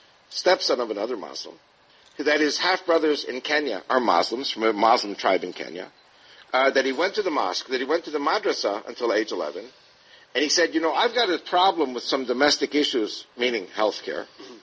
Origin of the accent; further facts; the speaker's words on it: United States; I'm Jewish. But I'm from America.